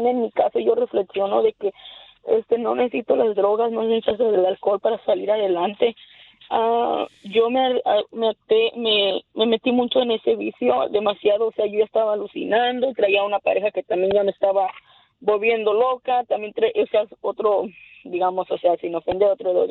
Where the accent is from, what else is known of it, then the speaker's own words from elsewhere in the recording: Mexico; now in United States; muchas cosas que pasaron cuando vengo de México, pero yo aquí empecé porque empecé a ir a la escuela